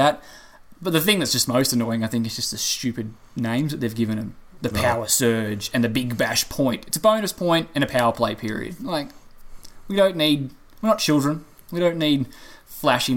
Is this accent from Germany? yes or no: no; Australia; as an Australian fan